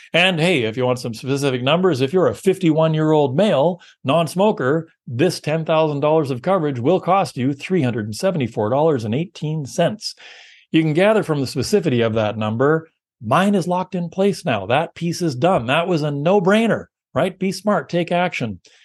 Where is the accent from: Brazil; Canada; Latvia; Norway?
Canada; we're Canadian